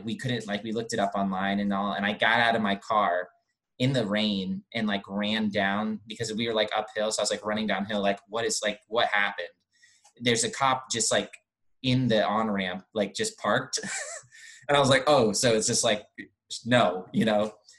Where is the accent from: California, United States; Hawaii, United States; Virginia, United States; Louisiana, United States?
California, United States; okay, yeah, I'm I am a Californian.